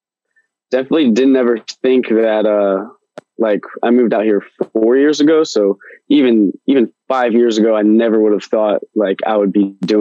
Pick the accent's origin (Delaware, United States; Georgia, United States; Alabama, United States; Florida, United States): Delaware, United States; Bear; also born or lived in North Carolina; now in San Diego, United States; I'm from Bear, Delaware, currently residing in San Diego, California